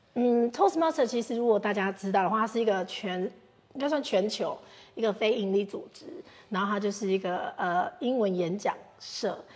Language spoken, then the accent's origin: Chinese; Taiwan; 因为毕竟英国比我们台湾物价高很多